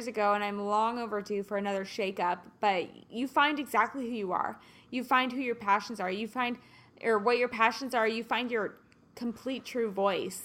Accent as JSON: {"language": "English", "town": "Kansas City", "country": "United States", "moved": "yes", "lives_now": "Los Angeles, United States", "said": "I'm from Kansas City"}